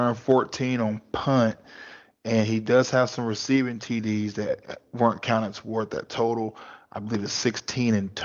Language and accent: English; North Carolina, United States; I grew up in North Carolina